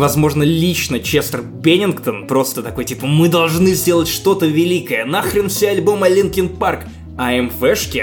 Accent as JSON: {"language": "Russian", "town": "Obninsk", "region": "Kaluga Oblast", "country": "Russia", "tie": "born or raised there", "said": "Обнинска, откуда я родом"}